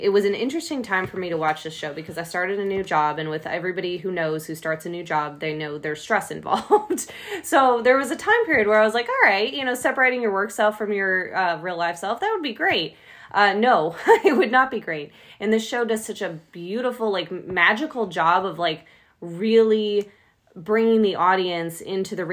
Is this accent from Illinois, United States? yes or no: yes; Chicago, Illinois, United States; moved away; I'm originally from Chicago